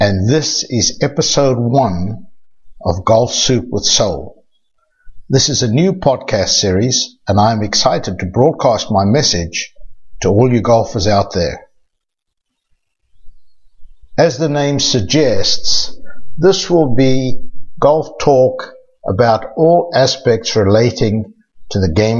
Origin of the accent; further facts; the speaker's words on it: South Africa; accent: South African; moved away; also born or lived in Johannesburg, South Africa / Rustenburg, South Africa / Port Elizabeth, South Africa / Cape Town, South Africa; You can tell by my accent that I'm originally from South Africa